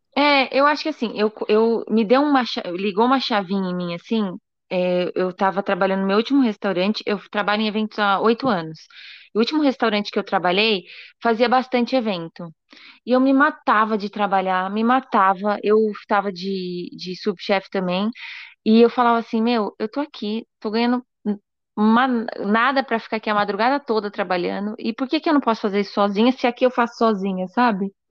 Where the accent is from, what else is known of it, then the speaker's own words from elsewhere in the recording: Brazil; eu sou brasileira, acabei de me formar